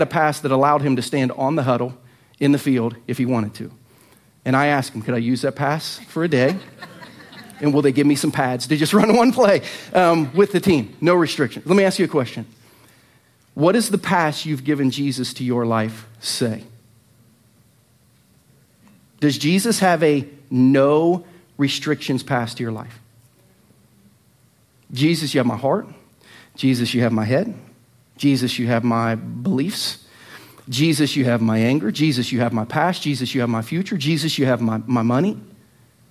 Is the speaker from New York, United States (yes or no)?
no; an hour from Dayton, Ohio, United States; also born or lived in Lynchburg, Virginia; now in Lee's Summit, United States; an hour from my hometown in Dayton